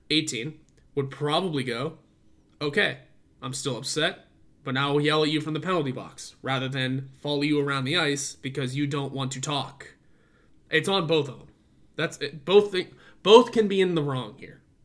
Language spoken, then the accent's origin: English; Pennsylvania, United States; We're both from Pennsylvania